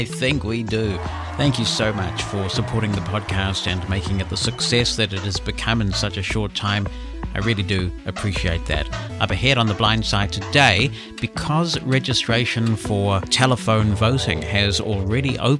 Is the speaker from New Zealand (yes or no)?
yes; New Zealand; As a New Zealander